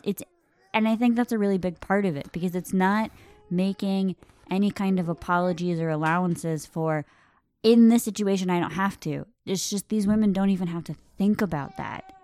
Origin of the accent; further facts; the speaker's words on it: United States; I am thoroughly American